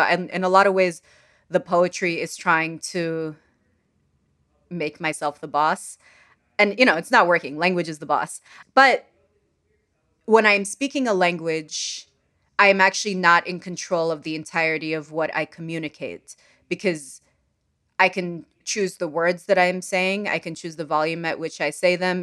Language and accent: English; Sudan; English is a second language; moved away; I'm from Sudan